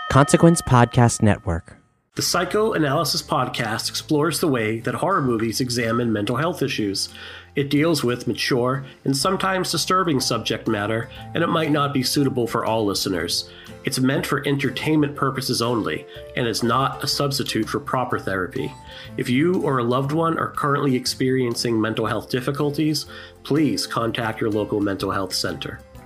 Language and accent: English; Boston, Massachusetts, United States; Boston, Massachusetts